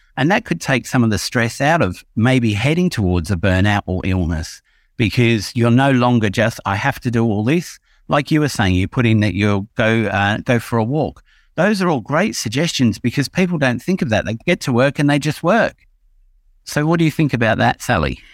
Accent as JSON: {"language": "English", "region": "England", "country": "United Kingdom", "tie": "born or raised there", "said": "when I was a kid growing up in England about, let's say, between the age of five and ten"}